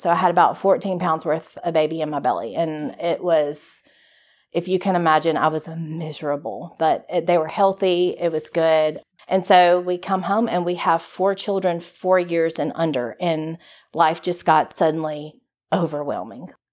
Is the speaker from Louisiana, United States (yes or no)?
yes; Shreveport, Louisiana, United States; moved away as an adult; now in Jackson, Mississippi, United States; I'm from Shreveport, Louisiana. I was raised in a Christian home.